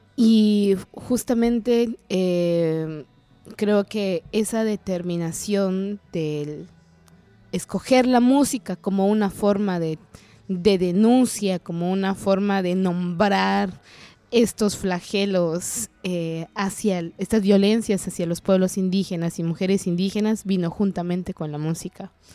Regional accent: San Juan Comalapa, Chimaltenango, Guatemala; first language Kaqchikel; Spanish is a second language; maya cachiquel de Guatemala. vengo de un pueblo que se llama

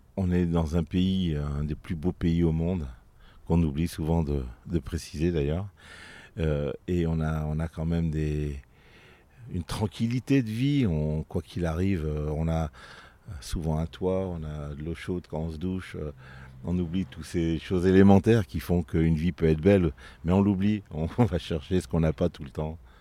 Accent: Vienne, Auvergne-Rhône-Alpes, France; Je suis né euh, à Vienne, euh, ça fait maintenant quelques 57 ans, bientôt 58, au mois d'août, le 19 exact. Et, euh, depuis euh, toutes ces années, je suis un amoureux de ma ville.

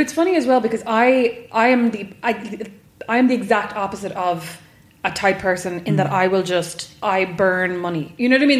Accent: Kildare, Leinster, Ireland; I'm from Kildare, so I'm from mm. not a farming background, but a farming area.

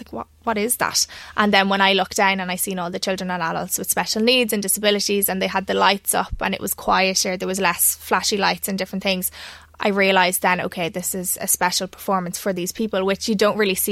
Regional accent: Ireland; I'm just me from Ireland

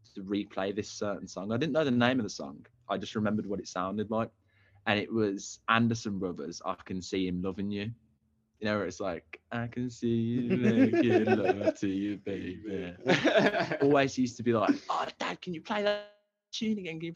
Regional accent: Birmingham, West Midlands, United Kingdom; I was born and raised in Birmingham

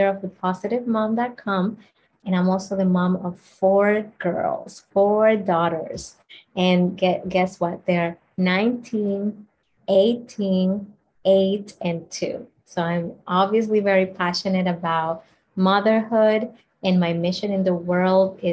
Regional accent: Dominican Republic; I grew up in the Dominican Republic in a slum, in extreme poverty

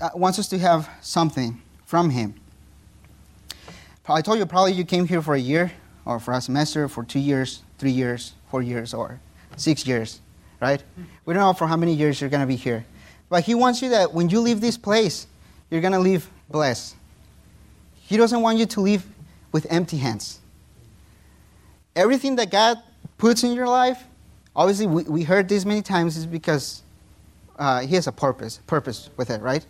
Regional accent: Mexico; first language Spanish; English is a second language; moved away as an adult; my phone was from Mexico

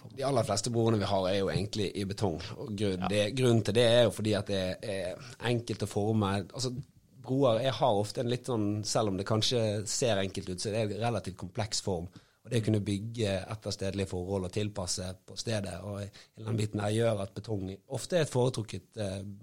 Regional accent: Bergen, Vestland, Norway; som bergenser

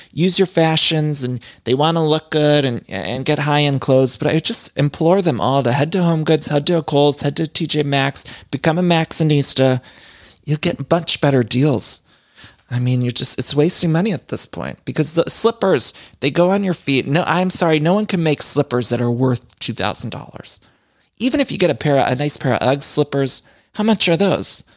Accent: Ohio, United States; I'm from Ohio. We say pop.

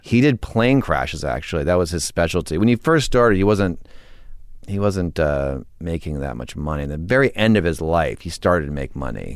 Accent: Weston, Connecticut, United States; I grew up in Connecticut

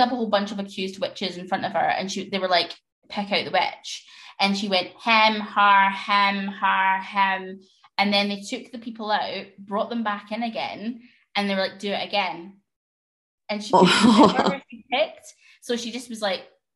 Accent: Scotland, United Kingdom; I'm obviously Scottish

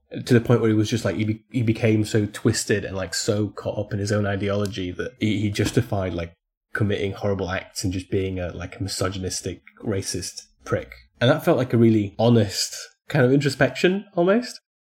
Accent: Poland; it's set in my hometown

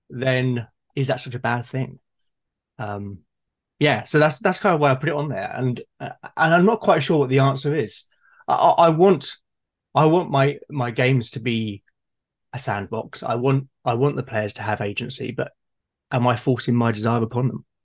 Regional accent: United Kingdom; I'm being very British, having my cup of tea.

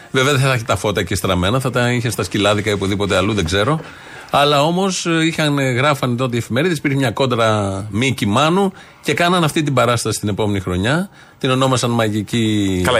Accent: Xanthi, Eastern Macedonia and Thrace, Greece; born there; now in Athens, Greece; γεννήθηκα στην Ξάνθη και ζω στην Αθήνα.

